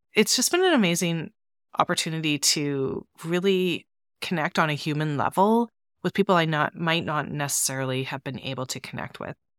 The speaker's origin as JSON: {"language": "English", "country": "Canada", "said": "I'm from Canada"}